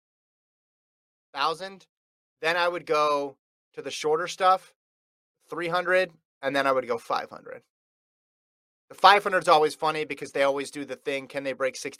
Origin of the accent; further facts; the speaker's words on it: West Coast, United States; I grew up on the West Coast